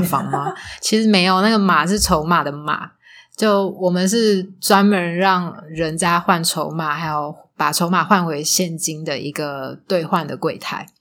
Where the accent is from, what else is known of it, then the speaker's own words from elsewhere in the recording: Taiwan; also born or lived in Macau; 我是台湾人